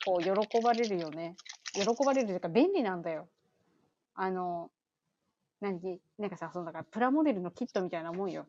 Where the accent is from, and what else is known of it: Chiba, Japan; born or raised there; now in United States